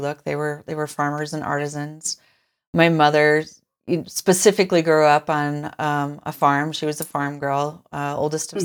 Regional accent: Forest City, Iowa, United States; I grew up in Iowa. Um, I you know born and raised, born in a little town called Forest City

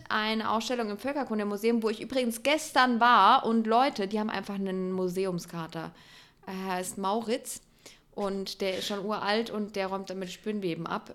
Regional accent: Electoral Palatinate, Baden-Württemberg, Germany; Ich Kurpelzer

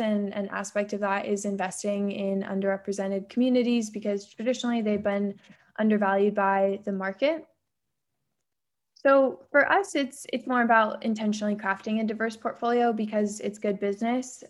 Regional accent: San Diego, California, United States; I grew up in San Diego

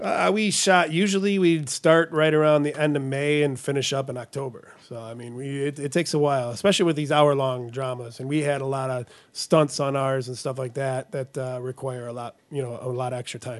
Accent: Southgate, Michigan, United States; also born or lived in Florida; native Metro Detroit. Uh, I grew up downriver. I grew up in Southgate

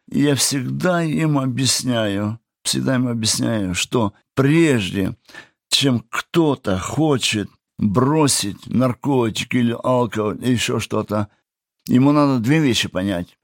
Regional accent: Kabardino-Balkaria, Russia; moved away as an adult; also born or lived in Kazakhstan; now in Germany; наш папа поехал на Кавказ, это Кабардино-Балкария

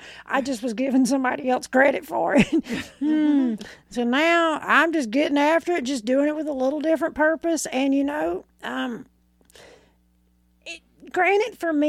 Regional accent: Arkansas, United States; I'm from Arkansas.

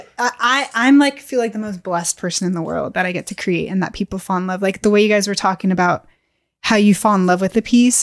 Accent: Bay Area, California, United States; moved away as an adult; also born or lived in Lake Tahoe; I grew up in the Bay Area

